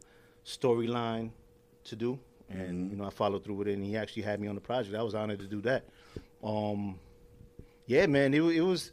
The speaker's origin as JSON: {"language": "English", "town": "New York City", "region": "New York", "country": "United States", "tie": "born or raised there", "said": "born and raised in Corona"}